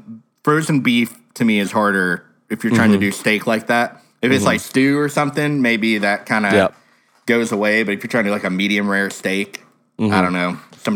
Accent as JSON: {"language": "English", "region": "Texas", "country": "United States", "said": "Well, I'm from Texas."}